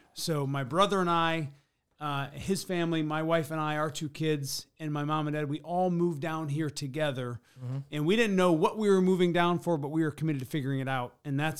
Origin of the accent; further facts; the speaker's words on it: Pigeon, Michigan, United States; now in South Bend, United States; I'm not from here. I'm from the Thumb of Michigan, Pigeon, Michigan.